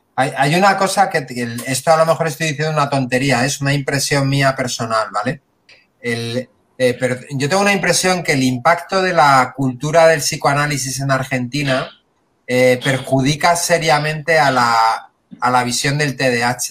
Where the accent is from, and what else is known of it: Spain